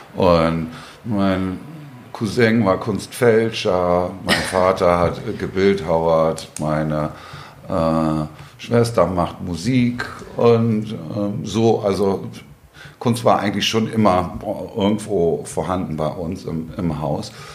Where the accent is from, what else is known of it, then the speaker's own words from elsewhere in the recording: Hamburg, Germany; komme aus Hamburg-Altona, bin hier auch geboren